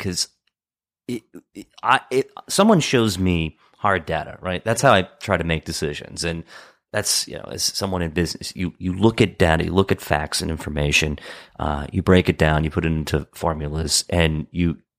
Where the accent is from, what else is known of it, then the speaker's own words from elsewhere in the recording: Hagerstown, Maryland, United States; places like where I grew up in Hagerstown, they have an opioid problem